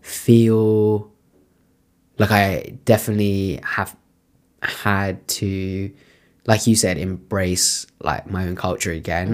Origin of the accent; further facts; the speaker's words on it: United Kingdom; accent: British; That like my voice or that my accent is like so British.